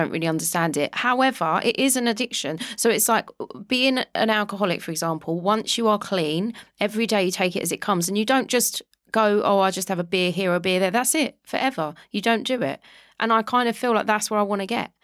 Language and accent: English; London, United Kingdom; moved away; I grew up in Walthamstow in London